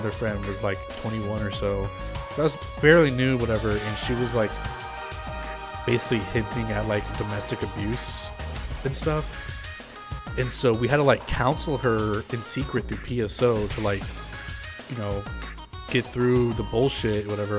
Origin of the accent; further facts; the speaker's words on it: United Kingdom; Being a Brit, it didn't mean a whole lot to me, but I was playing on the US server.